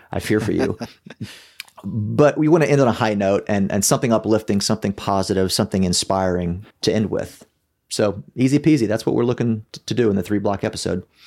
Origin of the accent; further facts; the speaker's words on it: South Louisiana, United States; I grew up in South Louisiana